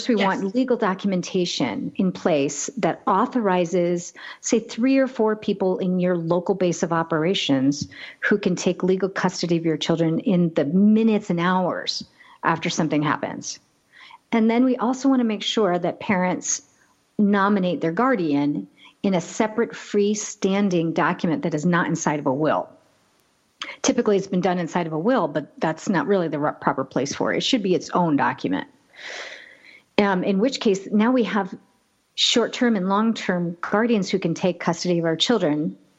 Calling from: Boulder, Colorado, United States; I am in Boulder, Colorado, a beautiful Front Range, yes.

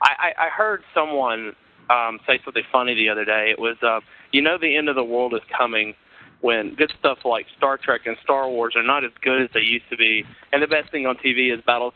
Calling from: Panama City, Florida, United States; also born or lived in Atlanta; I'm now in Panama City, Florida. I was in right outside of Atlanta.

